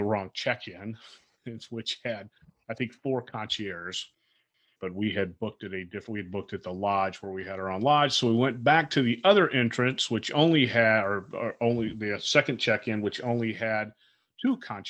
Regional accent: Fort Lauderdale, Florida, United States; when we were growing up in Fort Lauderdale.

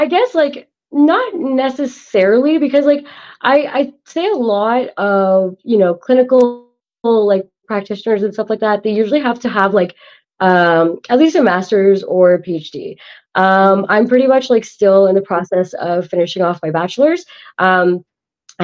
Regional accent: Canada; I'm an Indian from Canada

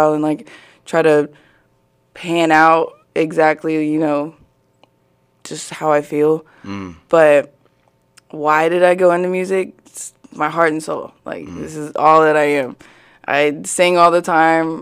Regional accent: Springdale, Arkansas, United States; also born or lived in Plano, Texas / Fayetteville, Arkansas; I was born in Plano, Texas, but my parents moved to Springdale whenever I was 5.

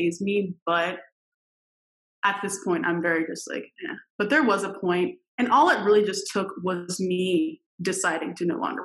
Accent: Westchester County, New York, United States; I grew up in Westchester County, New York

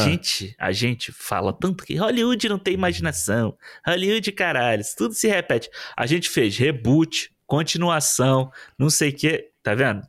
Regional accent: Rio de Janeiro, Brazil; Como carioca

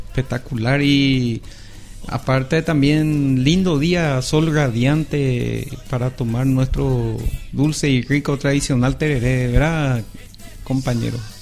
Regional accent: Pedro Juan Caballero, Amambay, Paraguay; Yo soy acá de Reyes Católico

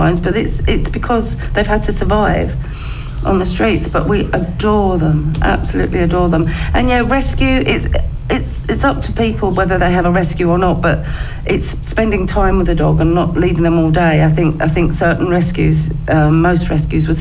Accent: Romford, London, United Kingdom; also born or lived in Hornchurch; now in Brentwood, United Kingdom; I was born in Romford, but I live in Brentwood now.

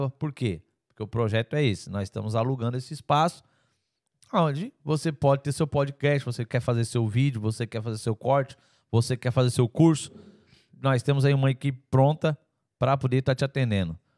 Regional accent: Teófilo Otoni, Minas Gerais, Brazil; Sou de Teoflotone.

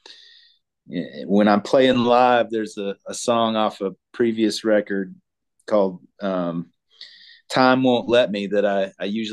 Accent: Arkansas, United States; now in Colorado, United States; I grew up in Arkansas, out on the family farm.

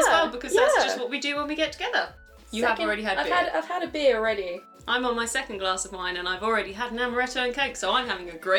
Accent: London, United Kingdom; accent: London; I always think when I get the drunker I get, the louder and more London I get.

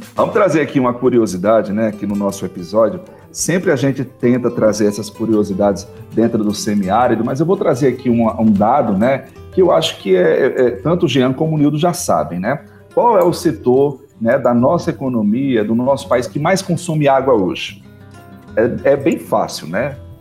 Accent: Northeast Region, Brazil; nós somos nordestinos, né? Somos do semiárido

